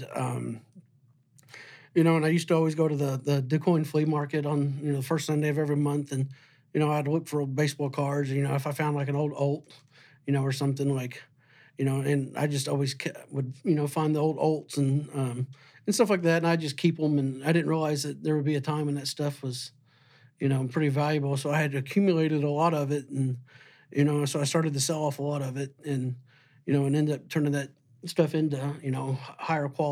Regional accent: Southern Illinois, United States; growing up in Southern Illinois

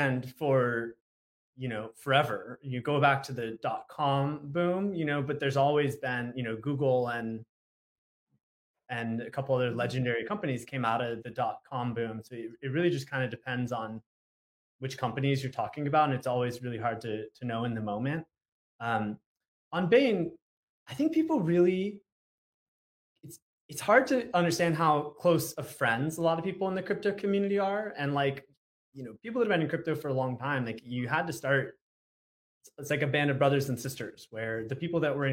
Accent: Southern California, United States; I grew up in Southern California

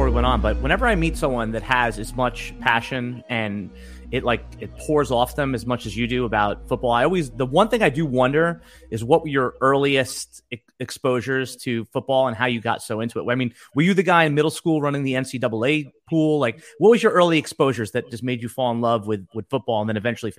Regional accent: Northeast, United States; I mean, we grew up in the Northeast.

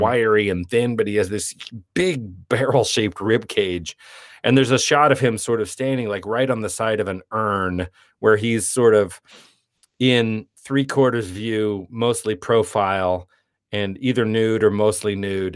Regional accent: Parkersburg, West Virginia, United States; moved away as an adult; also born or lived in San Francisco / New York; we grew up in Parkersburg, West Virginia

